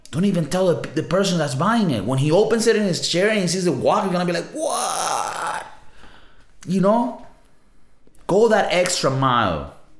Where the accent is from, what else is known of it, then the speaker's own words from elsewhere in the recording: Venezuela; now in Spain; I'm South American, right? I'm from Venezuela